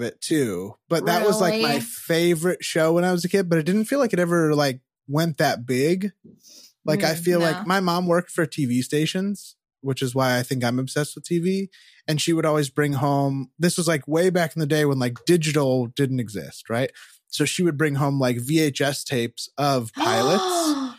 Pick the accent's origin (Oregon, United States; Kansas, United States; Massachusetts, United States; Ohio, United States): Massachusetts, United States; Rockland; We were a big one you used to see in Rockland, my hometown, was John L. Sullivan Chevrolet.